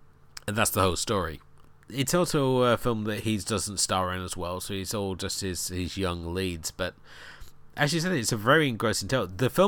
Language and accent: English; Newquay, South West England, United Kingdom; I grew up in Newquay, and okay, I was a skater punk, and we hated the surfers because the surfers felt that they ran the town